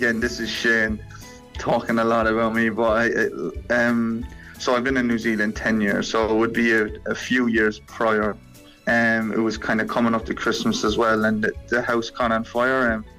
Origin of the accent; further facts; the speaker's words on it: Ireland; moved away as an adult; I'm still Irish, even though I'm living all the way over here.